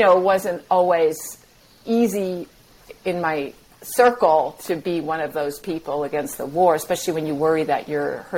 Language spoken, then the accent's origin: English; New England, United States; moved away; I grew up in New England